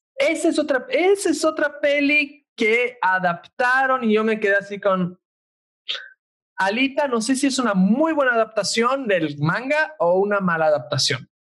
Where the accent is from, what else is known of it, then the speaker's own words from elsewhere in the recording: Italy; moved away; yo soy italiano